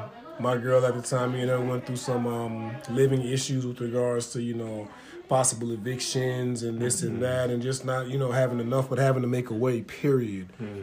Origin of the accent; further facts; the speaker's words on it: Stoughton, Massachusetts, United States; also born or lived in Dorchester; I was born in Dorchester, which everybody considers a hood, and we moved to Stoughton.